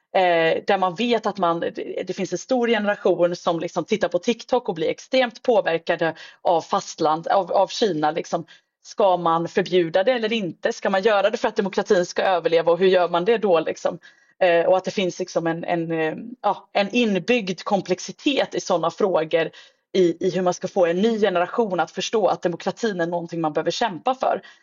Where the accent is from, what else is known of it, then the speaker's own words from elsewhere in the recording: Sweden; som svensk